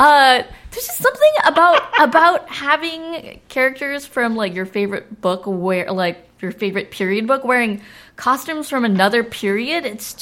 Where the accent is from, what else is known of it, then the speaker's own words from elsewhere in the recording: Southern California, United States; I grew up in Southern California.